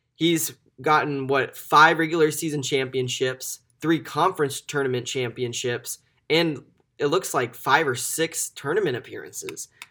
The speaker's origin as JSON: {"language": "English", "town": "Omaha", "region": "Nebraska", "country": "United States", "said": "I'm from Omaha"}